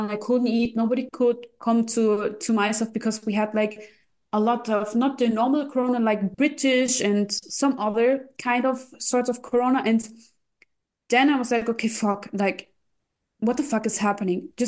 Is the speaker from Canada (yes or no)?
no; Russia; English is a second language; Because we came from Russia, we did my my parents did a lot for me and I couldn't give something back.